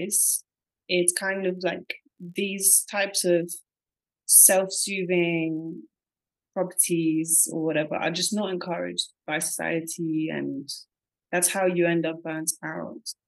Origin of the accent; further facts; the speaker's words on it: Portsmouth, South East England, United Kingdom; moved away as an adult; also born or lived in Bulgaria / London; now in Cambodia; So I moved to the UK when I was 9 and I went to school there and then I went to college there and then I went to university in London. I grew up in Portsmouth, which is like a small seaside town.